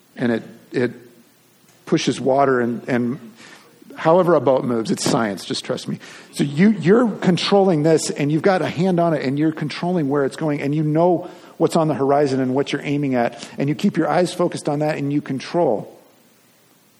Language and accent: English; Long Beach, California, United States; I grew up in Long Beach, California, and was probably 10-12 minutes from the beach